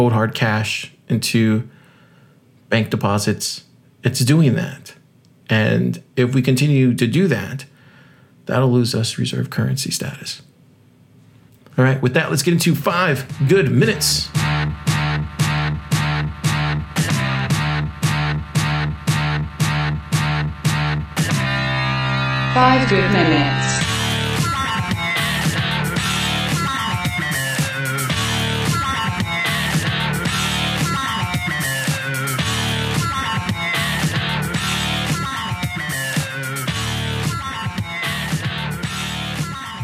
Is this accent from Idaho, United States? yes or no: no; South Texas, United States; I grew up in South Texas